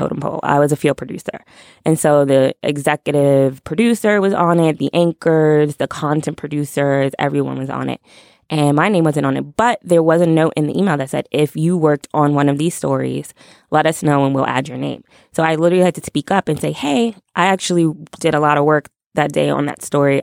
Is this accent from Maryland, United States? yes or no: no; New York, United States; I'm from New York